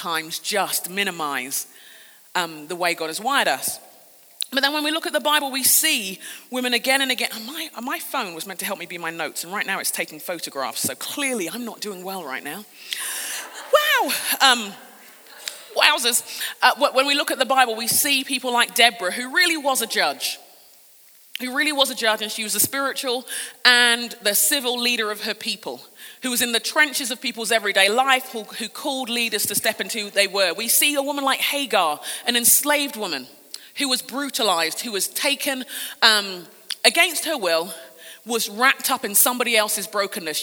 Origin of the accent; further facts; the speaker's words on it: London, United Kingdom; I'm a Brit. I grew up in London in England.